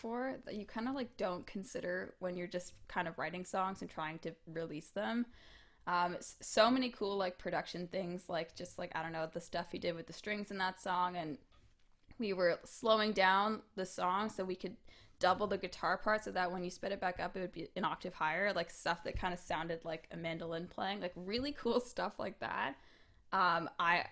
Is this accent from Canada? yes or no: yes; Hamilton, Ontario, Canada; I grew up in Hamilton, and we used to put on Hamilton Music Awards every year.